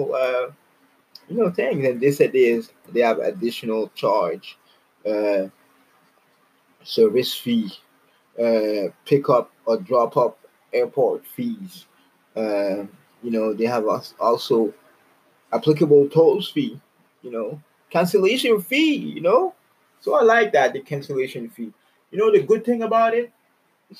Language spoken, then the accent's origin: English; Canada; I'm from Canada